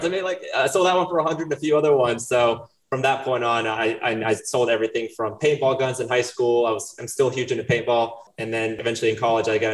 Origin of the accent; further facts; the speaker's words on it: Chapel Hill, North Carolina, United States; also born or lived in Brazil / Wilmington, North Carolina; I was 5 years old. My parents moved us to Chapel Hill, North Carolina. I grew up in Chapel Hill